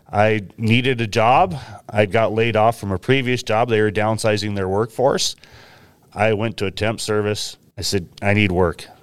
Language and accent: English; Willamette Valley, about forty miles southwest of Portland, Oregon, United States; moved away as an adult; now in Washington, United States; I grew up in the Willamette Valley on, I guess, what most people would call a hobby farm